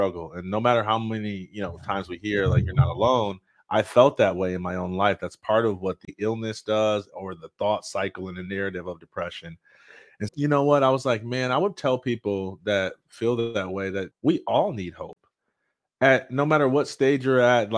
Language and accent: English; Jackson, Michigan, United States; I'm from Jackson, Michigan, and I was in accelerated learning classes growing up